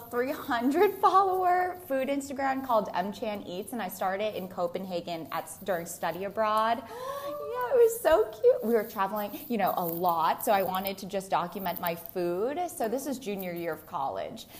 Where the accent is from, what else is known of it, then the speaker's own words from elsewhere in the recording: Newton, Massachusetts, United States; I grew up in Newton, Massachusetts, very close by.